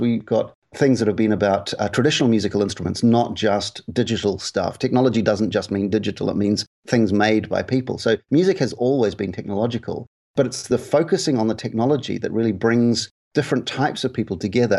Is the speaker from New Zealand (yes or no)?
yes; New Zealand; moved away as an adult; also born or lived in United Kingdom; I'm from New Zealand originally, where I was in radio for a long time